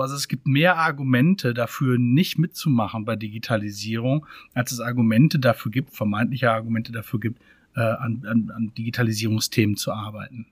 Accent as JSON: {"language": "German", "town": "Freiburg im Breisgau", "region": "Baden-Württemberg", "country": "Germany", "tie": "born or raised there", "said": "Ich komme ursprünglich aus Freiburg, Freiburg im Breisgau."}